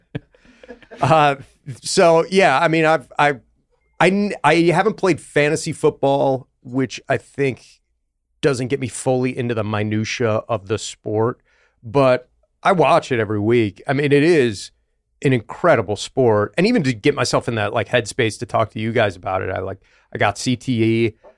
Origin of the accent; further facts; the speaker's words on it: Buffalo, New York, United States; now in New York, United States; I grew up in Buffalo, which is a small city